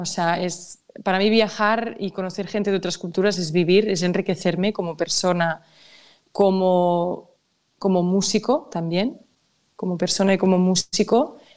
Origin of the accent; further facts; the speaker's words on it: Catalonia, Spain; mi tierra, es de mi cultura